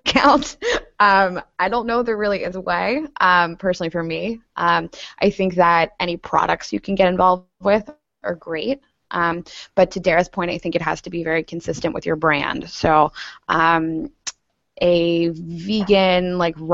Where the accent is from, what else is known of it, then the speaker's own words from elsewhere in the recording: Pittsburgh, Pennsylvania, United States; I grew up in Pittsburgh